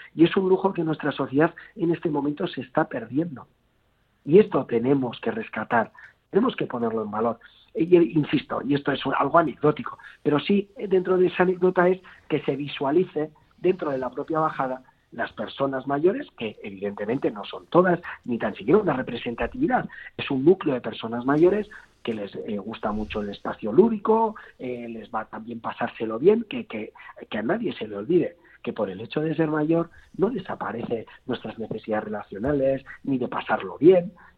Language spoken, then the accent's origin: Spanish; Basque society, Basque Country, Spain; como sociedad vasca